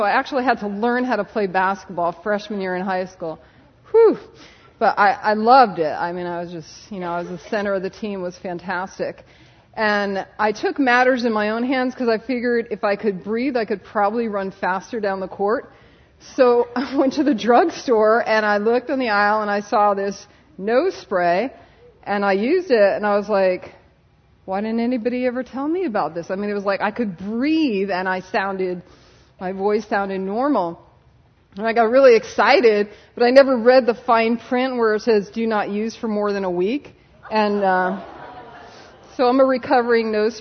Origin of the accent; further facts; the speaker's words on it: Connecticut, United States; moved away as an adult; now in California, United States; I'm from Connecticut. I did my undergrad at UConn